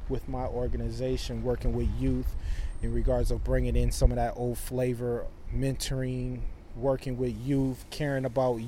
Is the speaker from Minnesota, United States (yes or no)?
yes; Saint Paul, Minnesota, United States; I grew up in Frogtown, right across the street from where we're located on Aurora